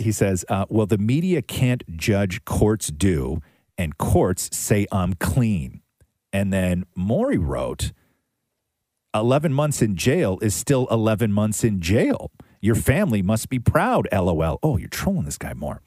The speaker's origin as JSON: {"language": "English", "country": "Canada", "said": "as a Canadian"}